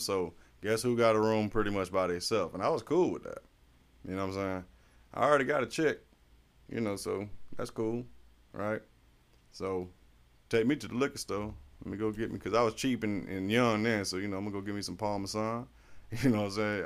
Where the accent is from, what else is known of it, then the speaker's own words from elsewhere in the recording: Florida, United States; I'm from Florida